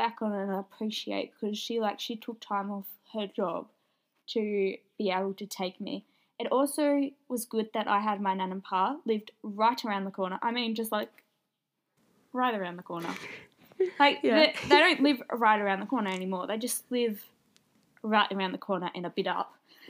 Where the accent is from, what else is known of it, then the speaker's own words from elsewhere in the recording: Melbourne, Victoria, Australia; born there; I was born in Melbourne. Mum lived in Melbourne before. She divorced and came back to her hometown.